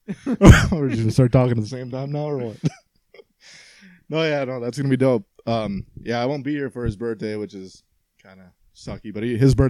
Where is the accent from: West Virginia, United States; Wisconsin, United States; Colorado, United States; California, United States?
Wisconsin, United States; we're from Wisconsin.